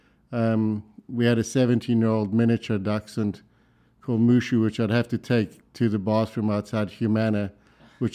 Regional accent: South Africa; accent: South African; also born or lived in Sweden / London / Minneapolis; now in Louisville, United States; my accent is South African

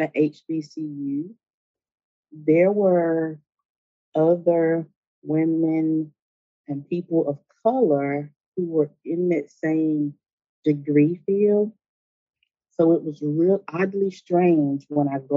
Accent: Elizabeth City, North Carolina, United States; I knew that I would have to leave my hometown in order to pursue a career in the IT field

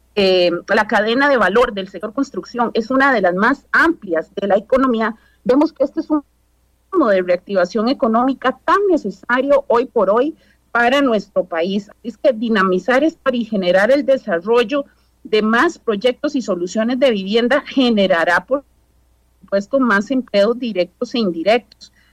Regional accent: Costa Rica; como costarricenses

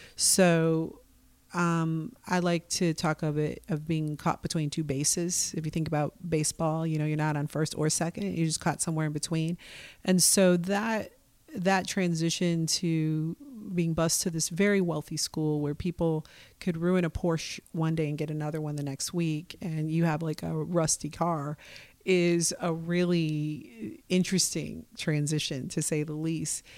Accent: Milwaukee, Wisconsin, United States; now in Portland, United States; I was born and raised in Milwaukee, Wisconsin

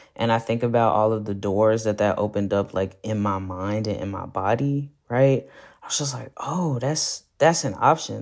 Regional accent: Fort Worth, Texas, United States; moved away as an adult; now in Austin, United States; I'm specifically from the east side of Fort Worth, Texas. In the Stop Six area, a historically black neighborhood

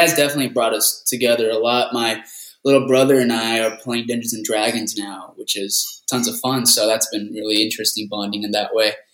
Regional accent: Rancho Cucamonga, California, United States; also born or lived in La Puente, California; grew up in Rancho Cucamonga, Southern California. I grew up there most of my life

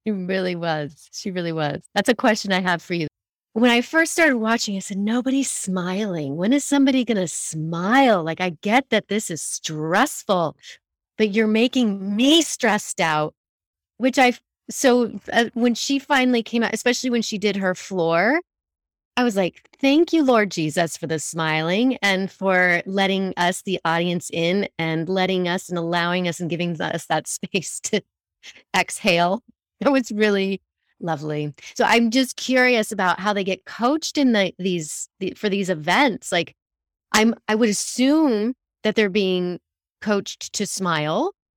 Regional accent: Denver, Colorado, United States; moved away; we're from the Denver area

